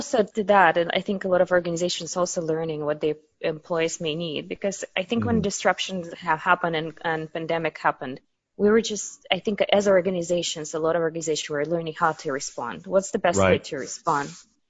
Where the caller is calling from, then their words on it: New York, United States; Calling from New York in Manhattan, where I've been going through the whole pandemic.